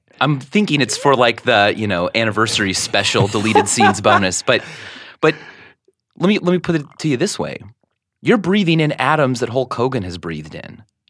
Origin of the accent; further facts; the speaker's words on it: Stilwell, Kansas, United States; I was born in Kansas City, Missouri.